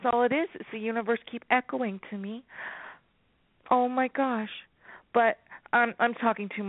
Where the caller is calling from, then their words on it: California, United States; Enchantress, California.